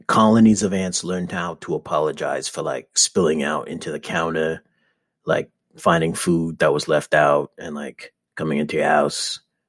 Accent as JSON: {"language": "English", "town": "New York City", "region": "New York", "country": "United States", "said": "I'm from the Bronx, right?"}